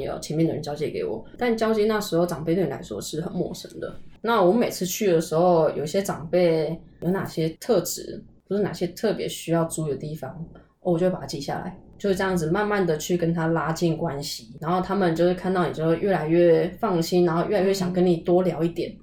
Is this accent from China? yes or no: no; Taoyuan, Taiwan; moved away as an adult; also born or lived in Taipei, Taiwan; now in Pingtung, Taiwan; 我本来是桃园人